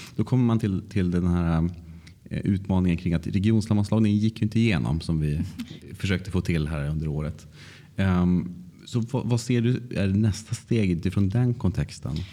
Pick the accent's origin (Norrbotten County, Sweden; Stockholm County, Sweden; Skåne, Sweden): Norrbotten County, Sweden; Luleå; jag kommer från Luleå